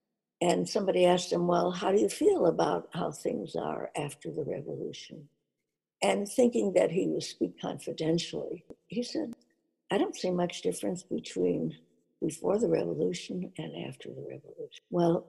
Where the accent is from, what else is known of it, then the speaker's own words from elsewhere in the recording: Russia; also born or lived in Chicago, United States; I was born to two immigrants. They met and married in Chicago, and I was born in Chicago. But since my father had no family from his side of the family here, he decided to take us to Russia